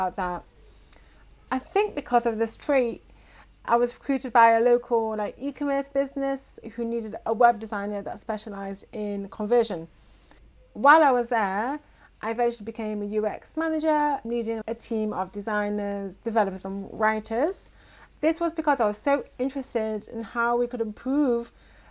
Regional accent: Manchester, North West England, United Kingdom; moved away as an adult; now in Beit Shemesh, Israel; I grew up in Manchester, England, with dreams of being a fashion designer

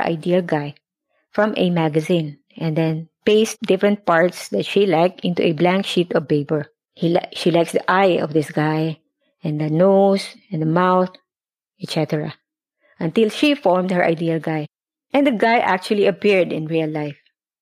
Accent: Philippines; moved away as an adult; now in Singapore; overseas Filipino worker in Singapore

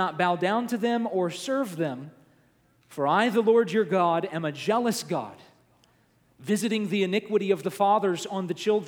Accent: the South, United States; my experience growing up in the South, church was a big part of my life

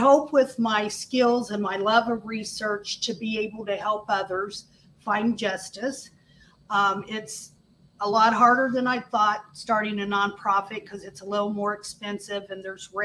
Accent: Indianapolis, Indiana, United States; I grew up in Indianapolis

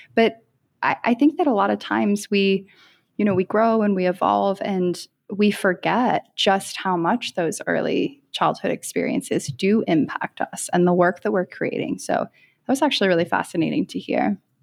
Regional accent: around New York City, United States; growing up around New York City

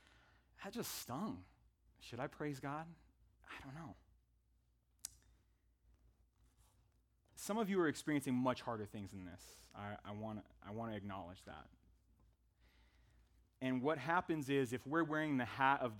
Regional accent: Northern California, United States; moved away as an adult; also born or lived in Tempe, Arizona; We're from Northern California originally

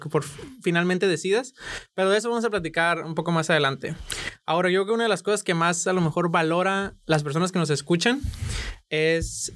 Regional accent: Sinaloa, Mexico; yo soy de Sinaloa

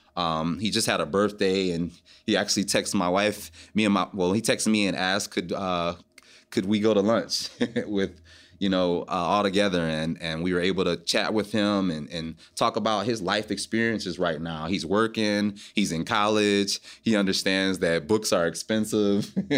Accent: Detroit, Michigan, United States; My hometown is Detroit, Michigan.

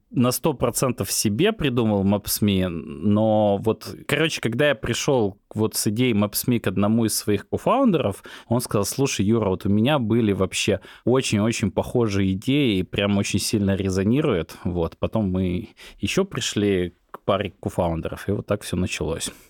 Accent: Belarus; а я сам из Беларуси

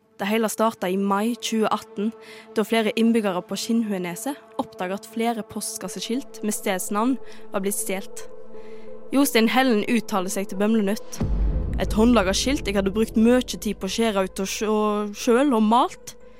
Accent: Bømlo, Vestland, Norway; Jeg kommer jo fra Bømlo. Det er en liten kommune på Vestlandet

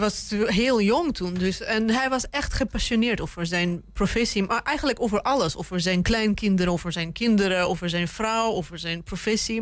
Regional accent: Russia; moved away; ik ben zelf Rus

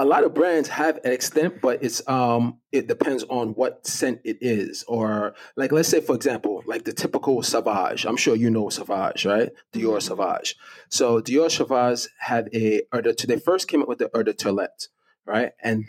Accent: Jamaica; now in Brooklyn, United States; And I live in Brooklyn, and my family, you know, when we came from Jamaica, was in Brooklyn.

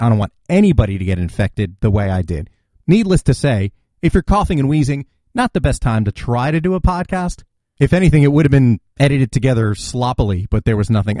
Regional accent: New Jersey, United States; my home state, New Jersey

